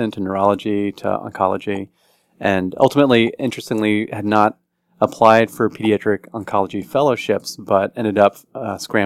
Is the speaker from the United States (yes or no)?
yes; College Station, Texas, United States; now in Washington, D.C., United States; I grew up in Texas, and a small town in Texas, College Station, Texas, that's where Texas A&M University is, where my parents taught, and had a great upbringing there